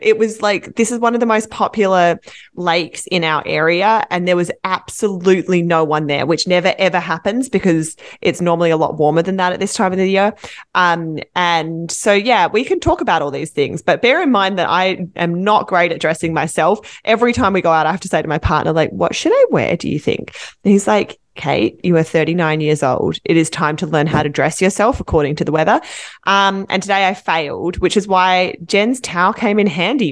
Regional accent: Australia; as an Australian

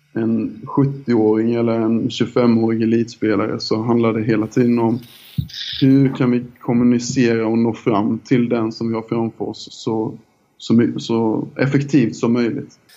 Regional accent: Älmhult, Kronoberg County, Sweden; accent: Småländska; also born or lived in Ljungby / Minsk; Jag är uppväxt eh, utanför IKEA-samhället Älmhult eh, i en liten by som heter Dyö i södra Småland.

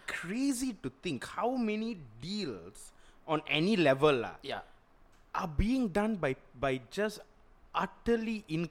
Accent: Malaysia; I'm Malaysian.

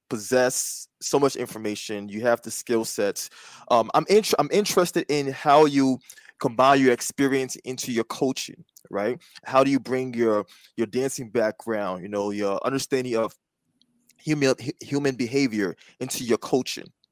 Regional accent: East Coast, United States; East Coast, you know, we both native East

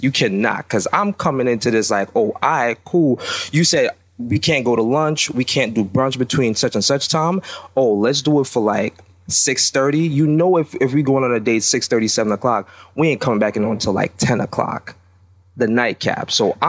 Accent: Jamaica; I'm Jamaican.

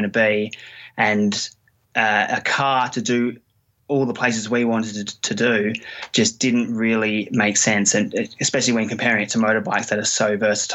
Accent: Australia; moved away; I'm from Australia

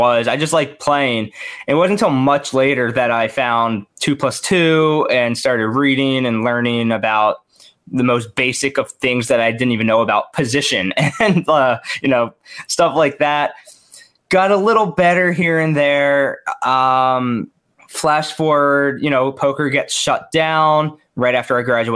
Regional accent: Maryland, United States; I'm from Maryland. You know, I went to University of Maryland

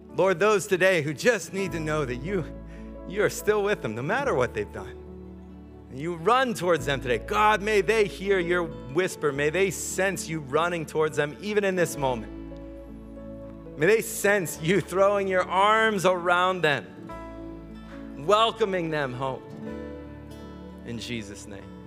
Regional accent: United States; accent: American; moved away; I grew up in America

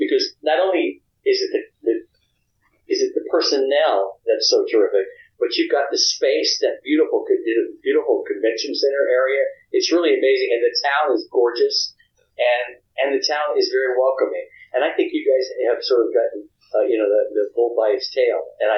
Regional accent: the South, United States; I think what it is that, you know, I'm from the South. I was a little Southern kid, and it feels like a dream to me.

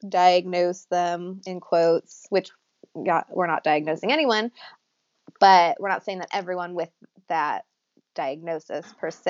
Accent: Sacramento, California, United States; we are from Sacramento originally

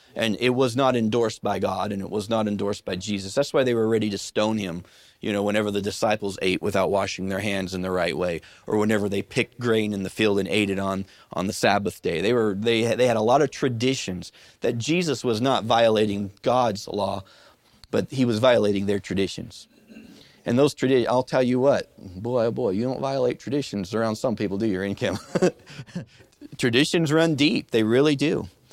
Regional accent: Midwest, United States; When I was a kid growing up in the Midwest

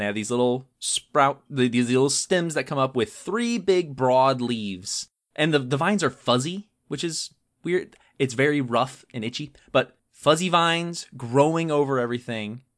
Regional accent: Georgia, United States; I grew up in Georgia

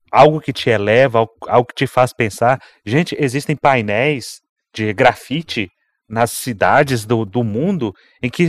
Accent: Minas Gerais, Brazil; Não é porque eu sou mineiro

